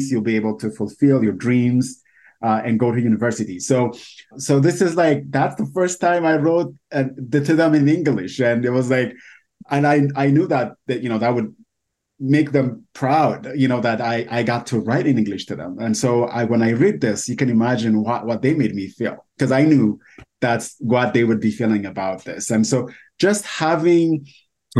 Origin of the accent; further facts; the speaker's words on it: Ethiopia; English is a second language; moved away as an adult; now in United States; I moved from Ethiopia to the U.S. a little over 8 years ago